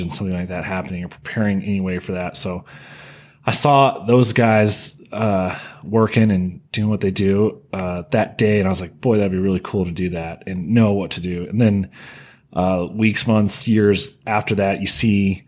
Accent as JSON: {"language": "English", "town": "Las Vegas", "region": "Nevada", "country": "United States", "tie": "born or raised there", "said": "I was born and raised here in Las Vegas, so 31 years."}